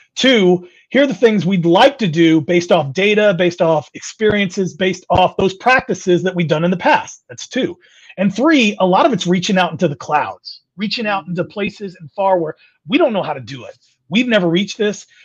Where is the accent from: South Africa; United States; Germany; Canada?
United States; California; moved away; also born or lived in Midwest; I'm born and raised in California, moved to the Midwest.